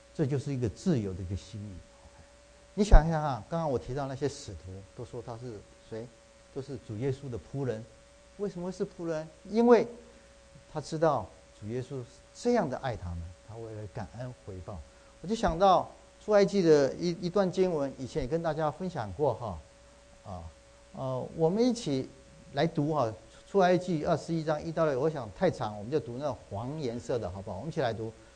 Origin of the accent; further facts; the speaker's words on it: Taiwan; now in United States; 这个冬天我回去啊，去台湾去看我母亲，我父亲两年前过世，我母亲，呃，年纪老迈，现在九十四岁了